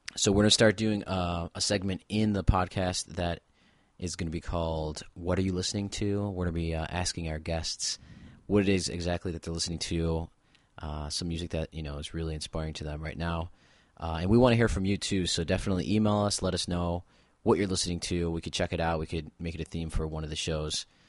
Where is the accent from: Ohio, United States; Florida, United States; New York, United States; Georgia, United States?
New York, United States; Buffalo; I'm from Buffalo, New York